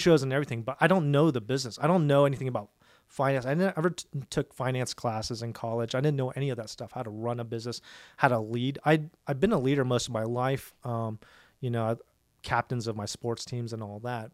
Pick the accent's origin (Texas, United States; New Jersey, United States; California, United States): Texas, United States; Dallas; I was born in Dallas, born and raised in Dallas at uh, Presbyterian Hospital on Walnut Hill.